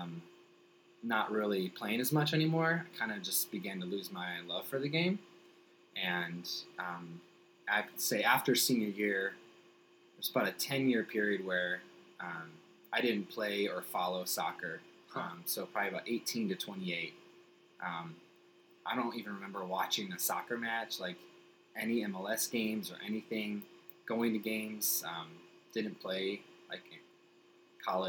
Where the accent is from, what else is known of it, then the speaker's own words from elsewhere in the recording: Naperville, Illinois, United States; our hometown where I grew up in Naperville.